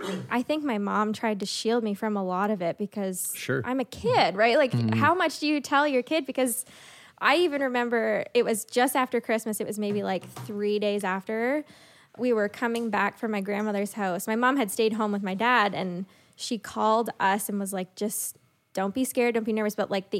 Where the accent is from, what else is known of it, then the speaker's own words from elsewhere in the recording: Sussex, New Brunswick, Canada; also born or lived in Moncton; I grew up in Sussex. So like in New Brunswick, a small town